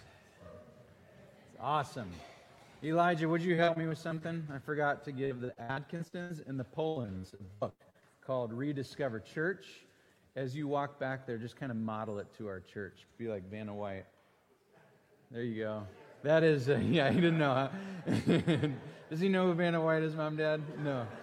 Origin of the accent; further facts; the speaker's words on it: Green Bay, Wisconsin, United States; moved away; I'm from Green Bay